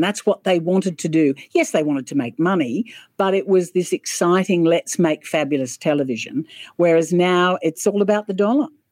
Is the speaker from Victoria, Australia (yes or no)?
no; Sydney, New South Wales, Australia; also born or lived in Wollongong; I was born in Sydney grew up in Sydney.